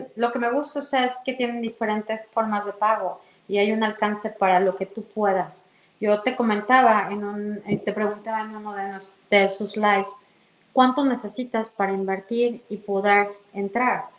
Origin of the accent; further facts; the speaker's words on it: Mexico City, Mexico; moved away as an adult; also born or lived in Toronto area, Canada; now in Canada; Yo soy de la Ciudad de México